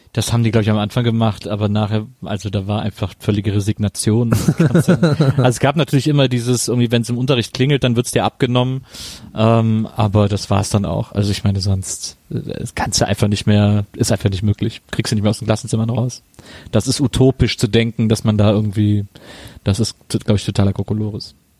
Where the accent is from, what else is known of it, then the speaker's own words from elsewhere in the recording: Weßling, Bavaria, Germany; bei uns in Wessling damals an der Schule